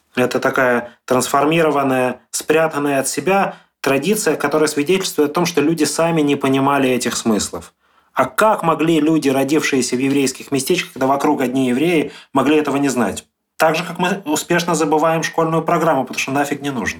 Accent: Dnipro, Dnipropetrovsk Oblast, Ukraine; моя семья в Днепропетровск уехала

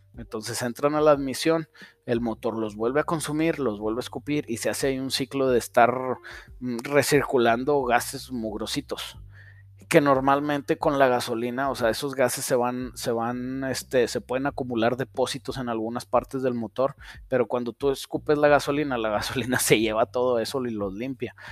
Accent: Saltillo, Coahuila, Mexico; Aquí en Saltillo decimos que los de Monterrey son codos. Y luego en los chilangos dicen que los de Saltillo somos codos

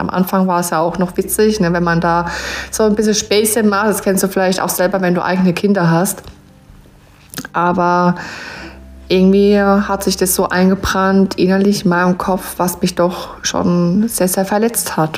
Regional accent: Rhineland-Palatinate, Germany; accent: Pfälzisch; von Herzen bin ich eine Pfälzerin. Also ich wohne in der schönen Südpfalz-Gegend

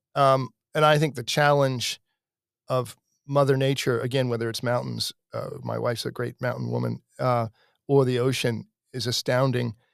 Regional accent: United States; I grew up sailing in Chesapeake Bay

